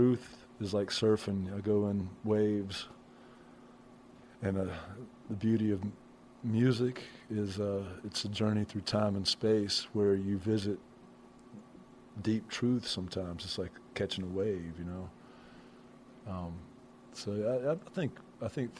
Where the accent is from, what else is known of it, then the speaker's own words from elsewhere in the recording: Brewton, Alabama, United States; I grew up in Brewton, Alabama.